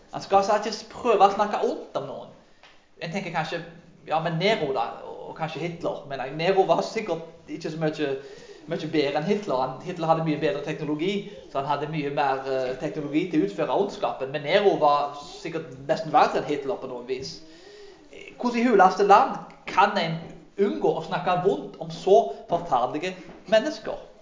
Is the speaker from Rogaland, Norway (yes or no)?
yes; Karmøy, Rogaland, Norway; Når jeg vokste opp på bedehuset på Karmøy